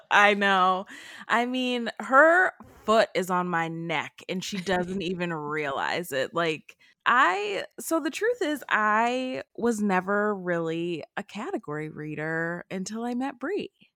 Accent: Cleveland, Ohio, United States; I grew up in Cleveland, Ohio, in the Cleveland area

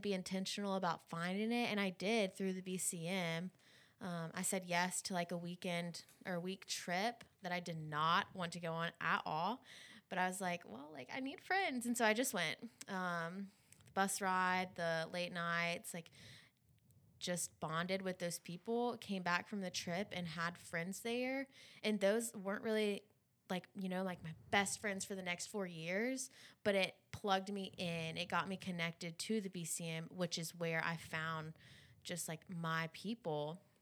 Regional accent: Baton Rouge, Louisiana, United States; I'm from Baton Rouge. I stayed in Baton Rouge at L S U

